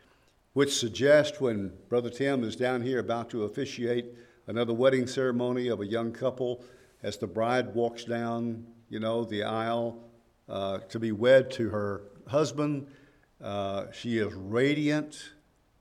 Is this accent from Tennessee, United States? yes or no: yes; Woodbury, Tennessee, United States; now in Henderson, United States; growing up in Woodbury